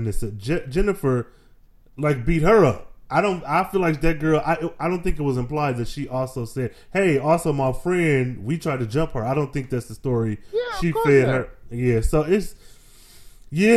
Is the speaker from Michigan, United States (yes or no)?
yes; Flint, Michigan, United States; I'm from Flint